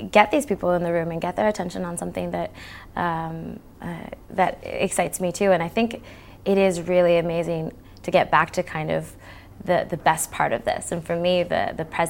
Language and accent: English; Canada; being Canadian